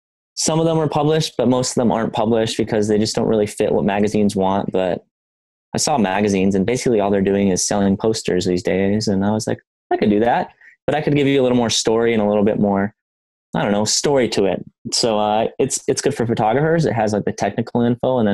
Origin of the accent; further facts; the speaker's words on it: Wisconsin, United States; also born or lived in Northern California; now in San Diego, United States; I live in San Diego. I grew up in Wisconsin, and I'm born in NorCal originally.